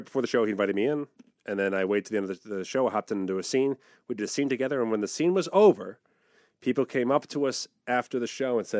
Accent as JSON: {"language": "English", "town": "New York City", "region": "New York", "country": "United States", "said": "I'm from New York City, the Big Apple."}